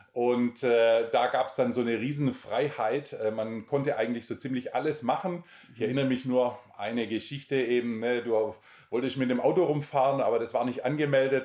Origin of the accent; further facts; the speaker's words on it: Altensteig, Baden-Württemberg, Germany; moved away as an adult; also born or lived in Romania; Ich bin da im Nordschwarzwald aufgewachsen